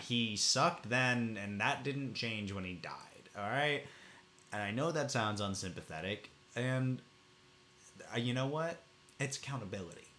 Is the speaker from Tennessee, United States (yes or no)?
yes; Farragut, Tennessee, United States; growing up in Farragut mm, suburb of Knoxville, yep. Tennessee